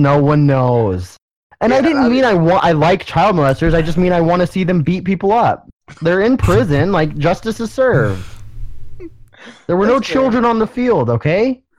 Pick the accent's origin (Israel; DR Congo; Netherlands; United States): United States; Texas; I am from Texas